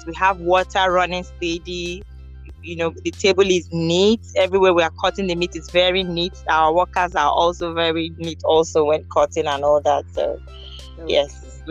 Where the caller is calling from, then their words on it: Abuja, Federal Capital Territory, Nigeria; I'm calling from Abuja, Nigeria.